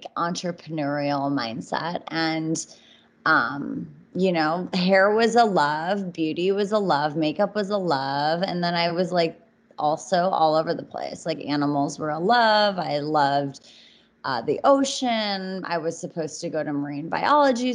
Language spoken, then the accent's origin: English; Minneapolis, Minnesota, United States; I'm originally from Minneapolis, Minnesota.